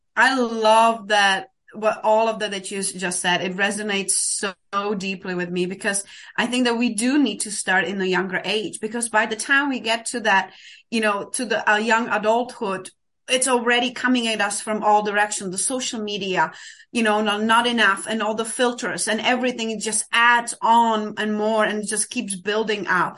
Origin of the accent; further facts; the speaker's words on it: Czechia; moved away as an adult; now in Denver, United States; I'm originally actually from Czech Republic, but I've been living in the States for almost twenty years now.